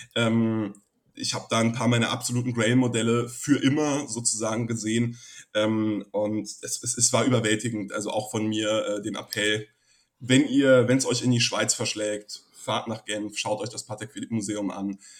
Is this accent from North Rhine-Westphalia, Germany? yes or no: no; Frankfurt, Hesse, Germany; Ich als Frankfurter, der ja ähm, sogar im gleichen Stadtteil groß geworden ist